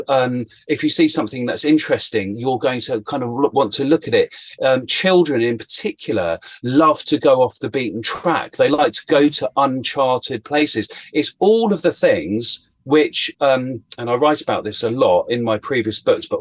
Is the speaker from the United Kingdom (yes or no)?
yes; Chiltern Hills, Buckinghamshire, South East England, United Kingdom; I grew up in the Chiltern Hills in Buckinghamshire in Great Britain